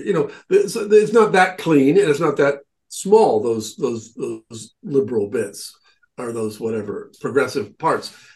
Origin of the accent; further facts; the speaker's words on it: Nebraska, United States; now in Cornwall, Connecticut, United States; where I grew up in Nebraska